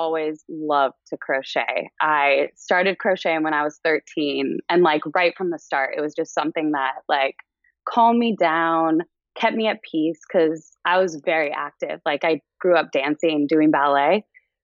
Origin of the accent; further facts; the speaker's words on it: Los Angeles, California, United States; moved away as an adult; also born or lived in New York; I'm from Los Angeles. I grew up, we moved a lot around like Southern California growing up, but I'm from here